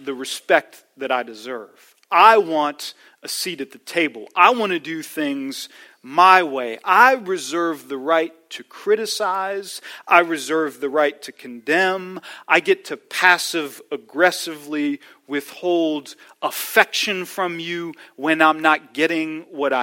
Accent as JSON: {"language": "English", "area": "D.C.", "region": "Maryland side", "country": "United States", "tie": "born or raised there", "moved": "yes", "said": "I grew up not here outside of Washington, D.C., on the Maryland side of D.C."}